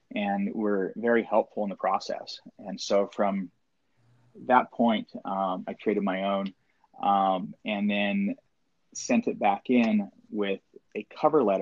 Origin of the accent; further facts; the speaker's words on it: Maui, Hawaii, United States; also born or lived in Washington; I was raised on Maui, and having grown up on the island here